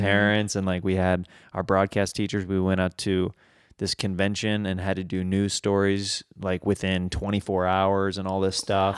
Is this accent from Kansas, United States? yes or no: yes; Kansas, United States; accent: Midwestern; moved away; I moved away from Kansas